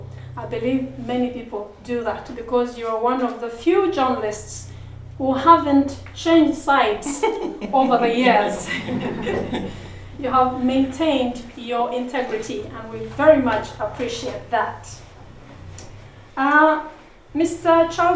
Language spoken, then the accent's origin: English; Busia, Eastern Region, Uganda; moved away as an adult; now in Norway; I am Ugandan from Busia. And I am a mother of three. I moved to Norway 15 years ago